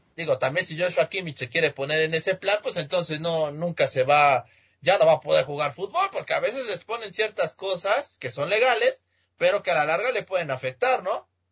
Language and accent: Spanish; Mexico; aquí en mi país, en México